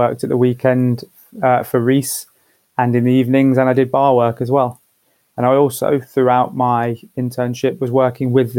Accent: Leicester, East Midlands, United Kingdom; now in London, United Kingdom; growing up in Leicester in the sort of late 90s, early 2000s

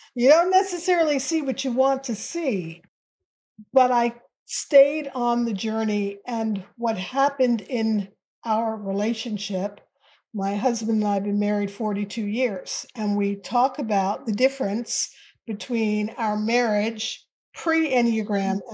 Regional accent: United States; as an American and as a Black American

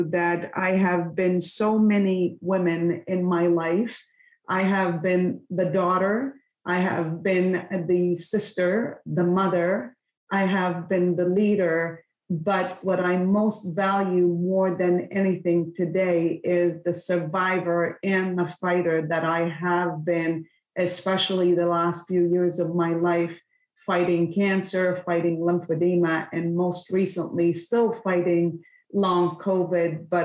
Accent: Lebanon; now in Canada; I was born and raised in Lebanon, and I come from a very small village

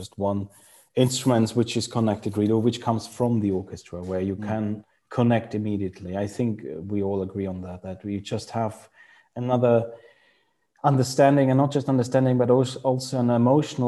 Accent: Freiburg im Breisgau, Baden-Württemberg, Germany; English is a second language; Freiburg, which is my hometown, Freiburg im Breisgau in Germany.

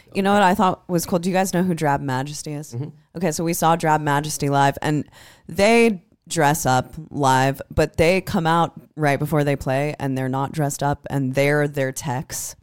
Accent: Des Moines, Iowa, United States; now in Nashville, United States; I'm from Des Moines, Iowa.

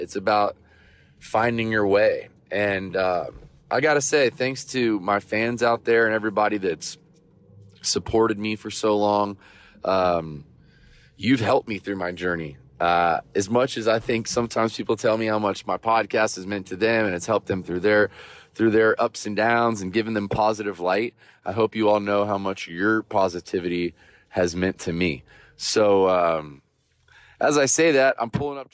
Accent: Vero Beach, Florida, United States; moved away; as a kid growing up in Vero Beach, Florida

